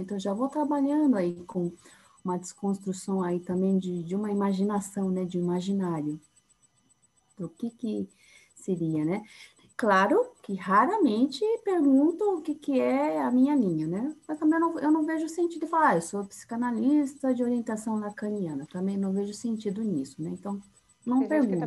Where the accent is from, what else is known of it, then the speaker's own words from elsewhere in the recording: São Paulo, Brazil; accent: paulistana; sou de São Paulo, sou psicóloga